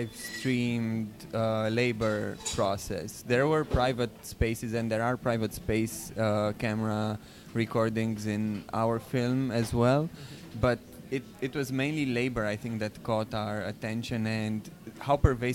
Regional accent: Bucharest, Romania; moved away as an adult; now in New York, United States; I'm a filmmaker, also originally from Bucharest, Romania, and based in New York

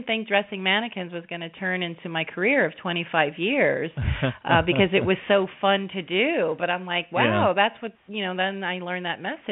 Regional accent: New York, United States; I was born in New York

